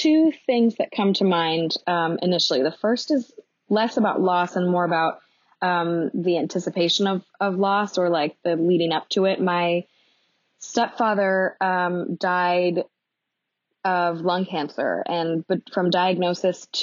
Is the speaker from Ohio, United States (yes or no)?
no; Los Angeles, California, United States; also born or lived in New York; now in Portland, United States; growing up in Los Angeles